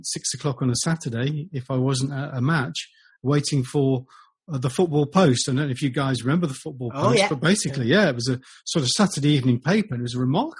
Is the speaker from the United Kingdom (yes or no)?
yes; Derby, East Midlands, United Kingdom; I was born in Derby and I lived in Derbyshire